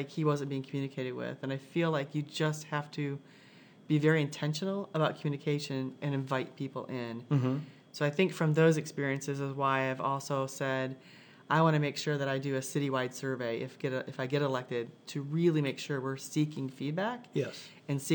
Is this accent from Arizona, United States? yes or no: no; Michigan, United States; moved away as an adult; also born or lived in Indiana; now in Carmel, United States; I grew up in Michigan, moved to Indiana later after college.